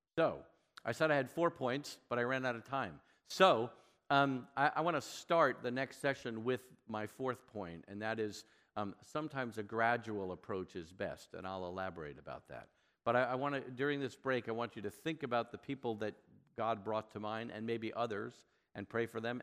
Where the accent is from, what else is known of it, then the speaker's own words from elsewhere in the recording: New York, United States; I'm from New York and I'm Jewish.